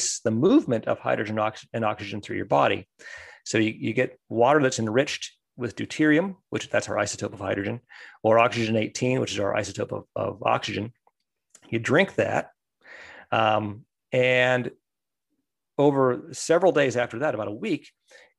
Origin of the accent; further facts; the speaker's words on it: United States; growing up in the States